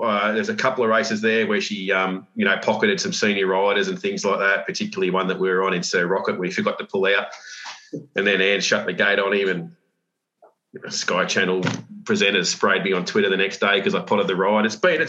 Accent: Queensland, Australia; being a Queenslander

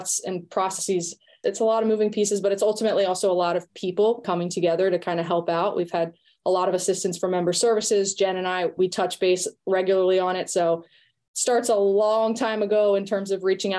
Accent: Richmond, Virginia, United States; I actually grew up in Richmond, Virginia, which is where the ECNL is based out

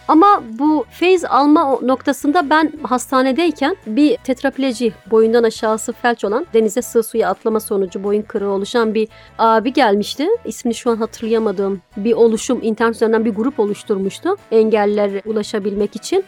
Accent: Diyarbakır, Diyarbakır Province, Turkey; also born or lived in Mardin; now in Istanbul, Turkey; Diyarbakır'da ben çocukluğum geçti.

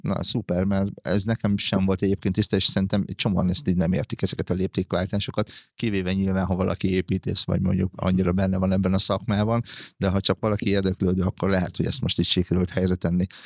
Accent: Hungary; még gyerekkoromban, vagyis abban a korban nőttem fel, amikor a graffiti bűn volt, ö, Magyarországon

